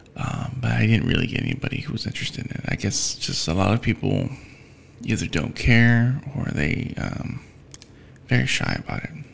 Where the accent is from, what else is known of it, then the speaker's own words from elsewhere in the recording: United States; I'm an American